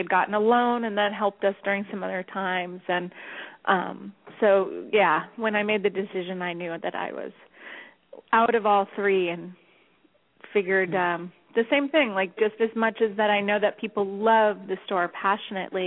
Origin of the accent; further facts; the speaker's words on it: Long Island, New York, United States; also born or lived in Los Angeles; now in New York, United States; I'm originally from Long Island, from New York